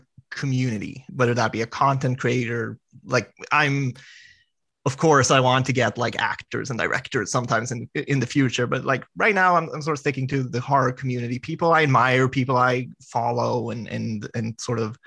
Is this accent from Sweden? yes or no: yes; Sweden; now in Stockholm, Sweden; I'm not from Stockholm, Sweden, but I'm from a town that's like an hour away from Stockholm, Sweden